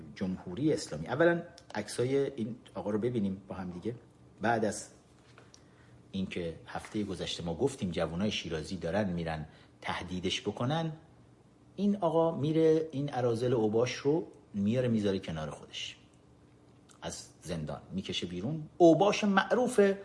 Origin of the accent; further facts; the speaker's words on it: Iran; ما ایرانی ها ما ایرانی ها با تمام تاریخمون